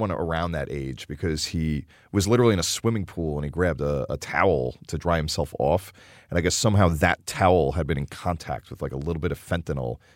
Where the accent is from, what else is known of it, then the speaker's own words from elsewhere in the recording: New York City, New York, United States; as a New Yorker, you know, as someone who grew up in New York